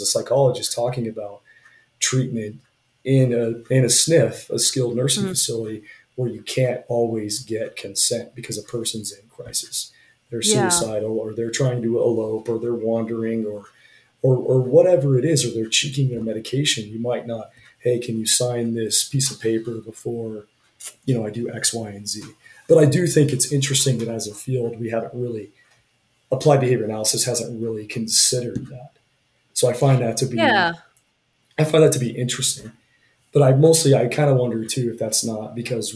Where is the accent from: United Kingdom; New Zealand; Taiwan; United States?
United States; Utah; now in Wyoming, United States; I grew up in Utah and then here in Wyoming